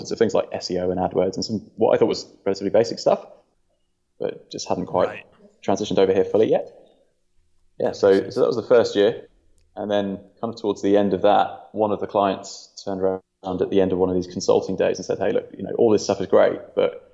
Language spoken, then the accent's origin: English; England, United Kingdom; moved away as an adult; now in New Zealand; I was originally from England and moved to New Zealand about 4 years ago.